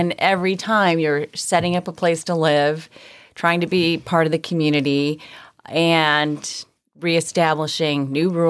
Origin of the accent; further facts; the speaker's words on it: Chicago, Illinois, United States; moved away as an adult; also born or lived in Milwaukee / Arizona; now in San Diego, United States; I'm from Chicago, and I went to school there, met my husband there, and we attended Northwestern University, and I graduated from there and lived in Chicago and worked until I was in my late 20s